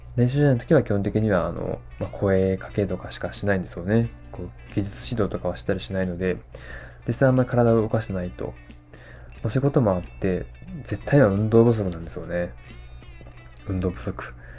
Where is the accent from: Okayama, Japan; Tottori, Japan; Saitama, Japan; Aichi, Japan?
Tottori, Japan; 地元鳥取に大山という山があるんですよね